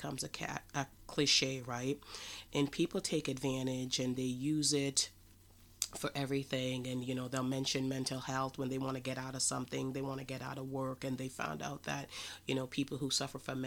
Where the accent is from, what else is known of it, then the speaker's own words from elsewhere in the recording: Jamaica; I am from Jamaica